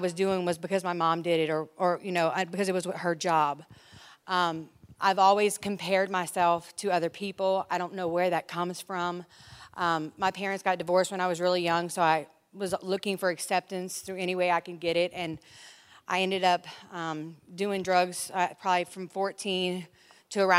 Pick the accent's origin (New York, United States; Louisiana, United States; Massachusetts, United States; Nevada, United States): Louisiana, United States; Lafayette; moved away as an adult; now in California, United States; I'm from Lafayette, Louisiana.